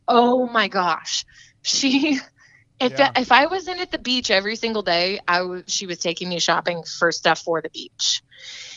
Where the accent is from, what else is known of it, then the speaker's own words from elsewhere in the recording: Bandera, Texas, United States; now in Rockport, United States; I'm originally from the Hill Country in Texas, from a tiny little town called Bandera, Texas